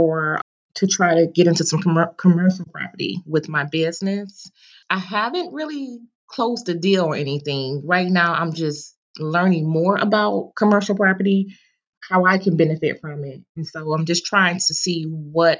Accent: Detroit, Michigan, United States; now in North Carolina, United States; I was born and raised in Detroit

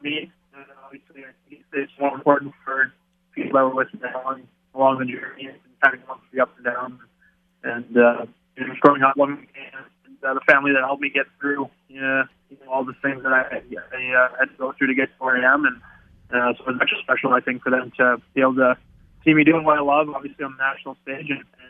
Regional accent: Brandon, Manitoba, Canada; growing up in Brandon, Manitoba, small town kid

